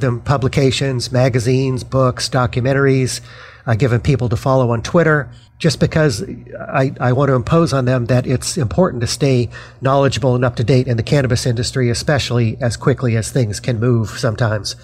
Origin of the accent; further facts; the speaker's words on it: Denver, Colorado, United States; now in New Jersey, United States; I'm from Denver, Colorado, and I'm actually one of 13 kids